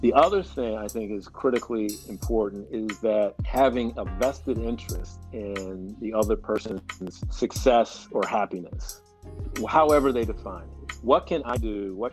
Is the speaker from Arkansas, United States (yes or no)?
no; Pittsburgh, Pennsylvania, United States; born and raised in Pittsburgh, Pennsylvania. Lived here all my life, grew up in East Liberty, Peabody High School